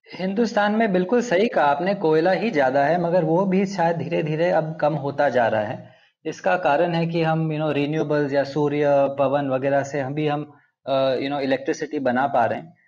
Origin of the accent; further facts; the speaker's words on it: Andhra Pradesh, India; Hindi is a second language; मैं आंध्र प्रदेश में पला बड़ा हूँ तो मेरी हिंदी थोड़ी रस्टी है